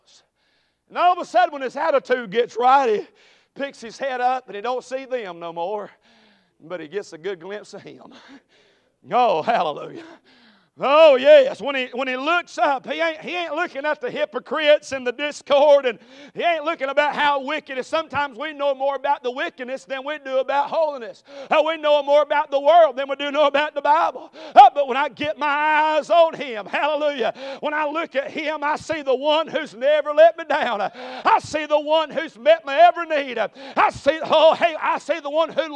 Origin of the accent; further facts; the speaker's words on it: Conestee, South Carolina, United States; I'm from Greenville, South Carolina, or a little mill village of Conestee.